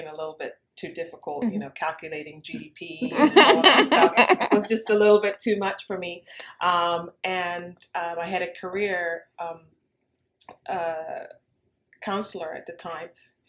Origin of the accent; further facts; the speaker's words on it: Cayman Islands; moved away as an adult; also born or lived in Canada / United Kingdom; now in Bermuda; I'm here by way of Cayman Islands, born and raised in Cayman Islands. And then I went to school, boarding school in Canada, and qualified in the UK. I got my undergraduate there, degree